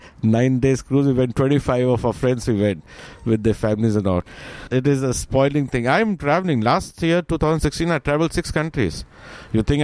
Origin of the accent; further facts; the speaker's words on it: India; moved away as an adult; also born or lived in Dubai; now in Sydney, Australia; I'm technically from India